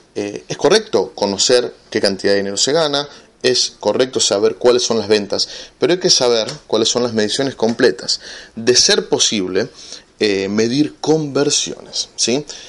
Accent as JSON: {"language": "Spanish", "country": "Argentina", "said": "aquí en mi país, en Argentina, somos 40 millones de habitantes."}